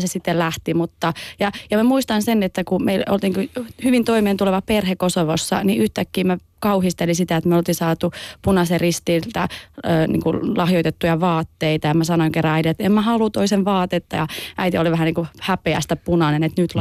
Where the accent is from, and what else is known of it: Oulu, North Ostrobothnia, Finland; born or raised there